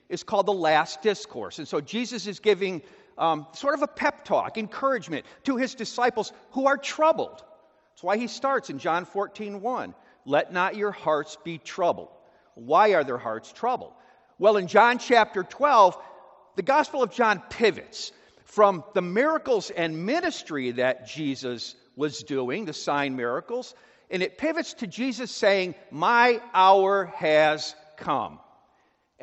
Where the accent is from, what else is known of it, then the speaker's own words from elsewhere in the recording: Chicago, Illinois, United States; I grew up in Chicago in the suburbs.